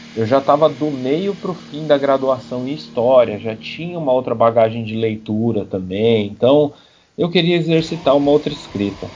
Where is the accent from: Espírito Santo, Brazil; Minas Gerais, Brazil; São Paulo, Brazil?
São Paulo, Brazil; eu nasci em Santo Amaro, que é um bairro da Zona Sul, não tão Zona Sul extrema, que é onde eu cresci realmente. Eu cresci num bairro chamado Parque Sônia